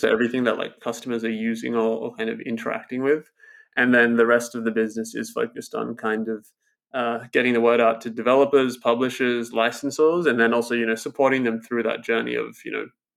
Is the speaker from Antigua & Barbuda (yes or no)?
no; Australia; I grew up in Australia. I'm in Australia at the moment, and I grew up in these, like, small towns of Australia